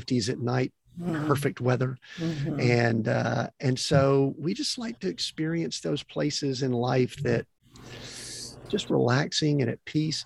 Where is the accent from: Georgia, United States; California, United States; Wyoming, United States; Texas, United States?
Georgia, United States; Atlanta; moved away; I grew up in Atlanta